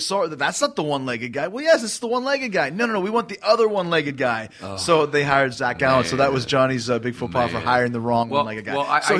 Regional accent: Canada; moved away; where I grew up in Canada.

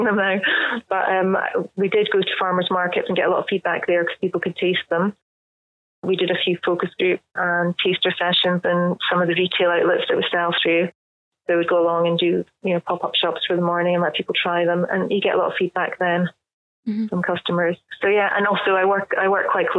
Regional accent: Scotland, United Kingdom; me being Scottish

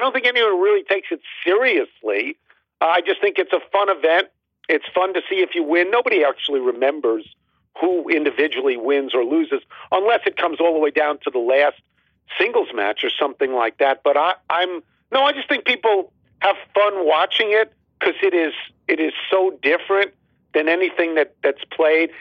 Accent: New York, United States; now in Washington, D.C., United States; I'm from New York

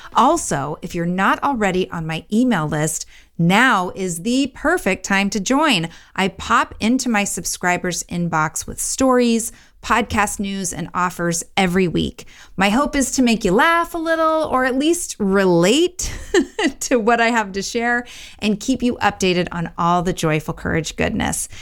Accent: Orange County, California, United States; moved away; Orange County, which is where I grew up

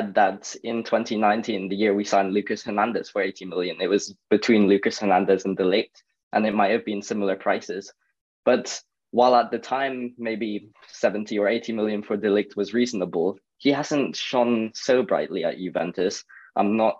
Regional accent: Scotland, United Kingdom; I'm not even English, I'm Scottish

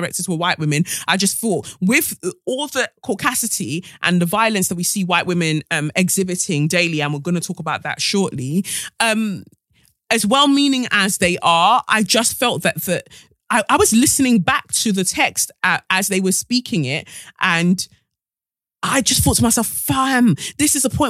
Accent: London, United Kingdom; Growing up in London, white people have been extremely racist to me.

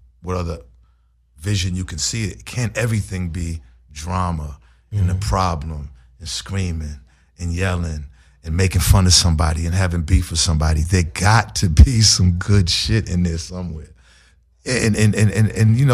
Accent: Boston, Massachusetts, United States; growing up in Boston

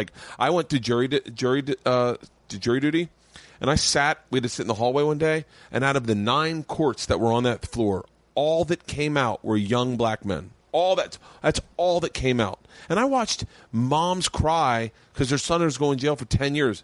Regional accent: the South, United States; moved away; I grew up in the South.

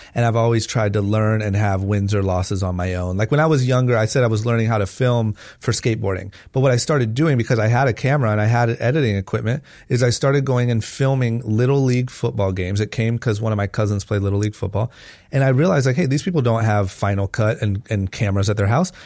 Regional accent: Akron, Ohio, United States; I was born and raised in Akron, Ohio

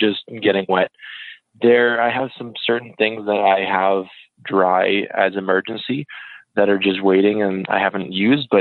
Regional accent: Saskatoon, Saskatchewan, Canada; I'm from Saskatoon originally.

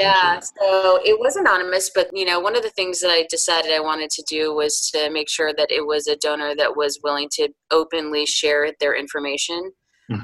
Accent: outside of Chicago, Illinois, United States; moved away as an adult; also born or lived in upstate New York; now in North Carolina, United States; I was born in upstate New York and spent my formative years outside of Chicago. And I came south for college and never left. So I've been in North Carolina for almost 20 years.

